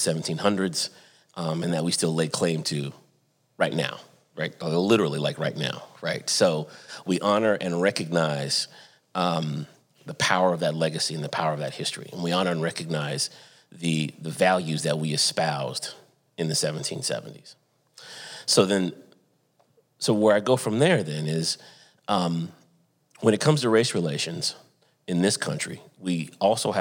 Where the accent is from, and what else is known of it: Santa Barbara, California, United States; born or raised there; moved away as an adult; also born or lived in Atlanta, Georgia / Durham, North Carolina